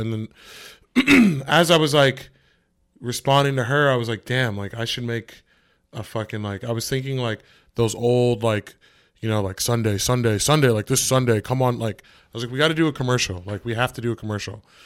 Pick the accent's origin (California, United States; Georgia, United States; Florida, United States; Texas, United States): California, United States; now in New York City, United States; I'm from California